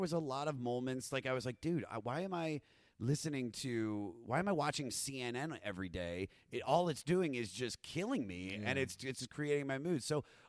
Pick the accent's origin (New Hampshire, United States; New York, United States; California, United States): New York, United States; Growing up in New York, there's a really, this is a town that's built on